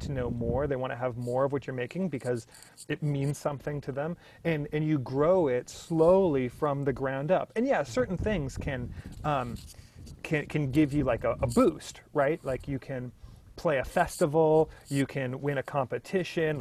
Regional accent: Oregon, United States; I grew up in Oregon in the Pacific Northwest in the 90s

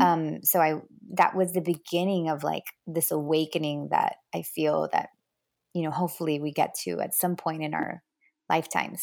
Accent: Miami, Florida, United States; also born or lived in New Jersey / Los Angeles; we moved to Miami when I was about seven.

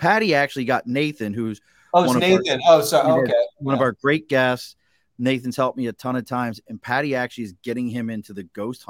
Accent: Baltimore, Maryland, United States; Like, I grew up in Baltimore.

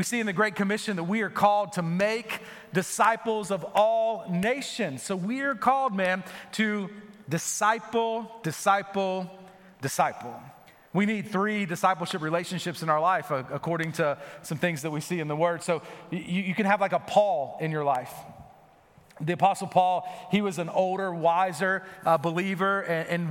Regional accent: North Florida, United States; moved away; we grew up in the deep South, so we're in North Florida

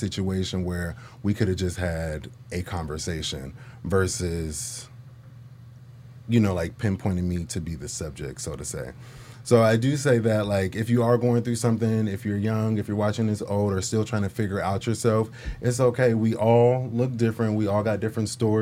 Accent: Portland, United States; growing up in Portland

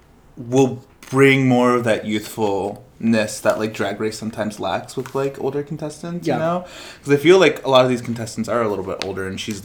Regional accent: Texas, United States; So I'm from Texas

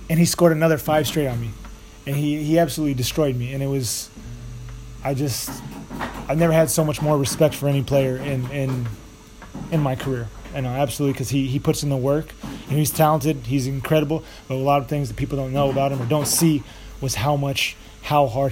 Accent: Walla Walla, Washington, United States; it's the city that I'm from, that I was born in the United States. It's small. It's Walla Walla

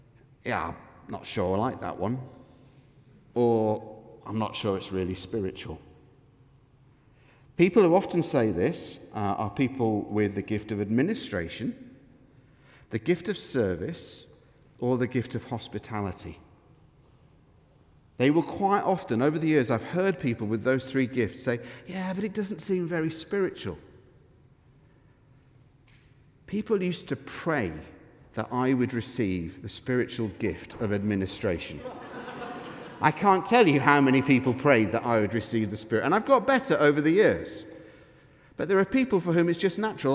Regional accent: Manchester, North West England, United Kingdom; now in Scotland, United Kingdom; I'm from Manchester, I say that word in an odd way

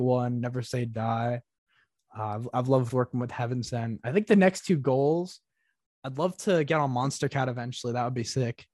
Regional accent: Northeast, United States; I come from the Northeast

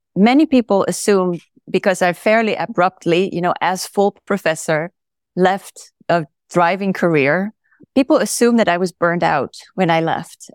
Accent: Netherlands; moved away as an adult; also born or lived in California; now in Oregon, United States; I am originally from the Netherlands, and that's where I went to medical school

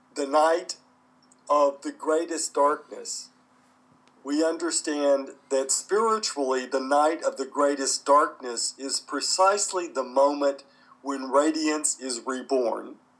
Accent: United States; where I grew up in the United States

